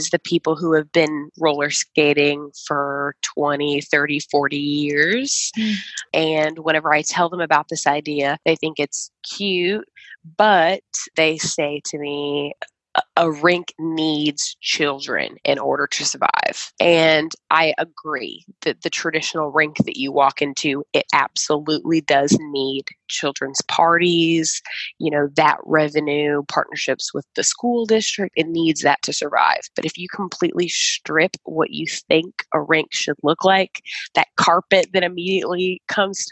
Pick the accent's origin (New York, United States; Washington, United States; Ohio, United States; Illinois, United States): Illinois, United States; Chicago; moved away; I am from Chicago, Illinois